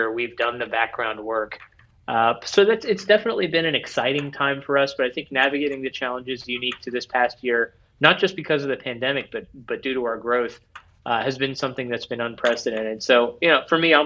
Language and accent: English; Ohio, United States; now in Northern Kentucky, United States; I grew up in Ohio, and so my parents still live outside of Cincinnati